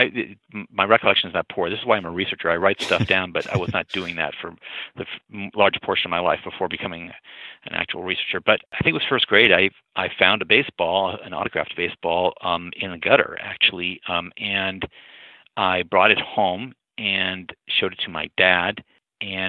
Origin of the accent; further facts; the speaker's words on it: St. Louis, Missouri, United States; I'm from St. Louis